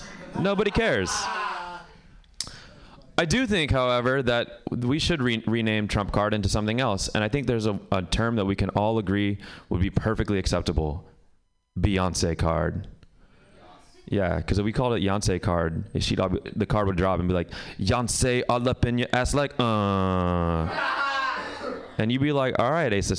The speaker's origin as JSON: {"language": "English", "country": "Pakistan", "said": "I'm Pakistani, actually."}